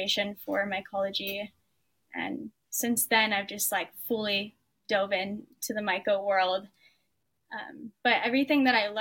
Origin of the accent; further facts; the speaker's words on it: Oahu, Hawaii, United States; I was born and raised on Oahu in Hawaii